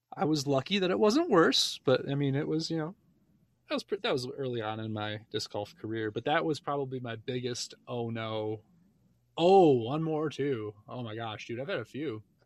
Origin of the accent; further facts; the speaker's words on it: Michigan, United States; now in Parker, United States; I'm from Michigan as well. but I just moved into, uh, Parker, which is a sub part of Denver